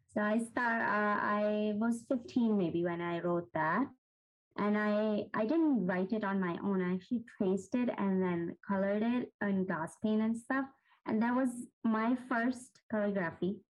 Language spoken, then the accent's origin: English; Pakistan; moved away as an adult; now in Chicago, United States; I was born and raised in Pakistan, and I've been living in Chicago for about almost nine years now.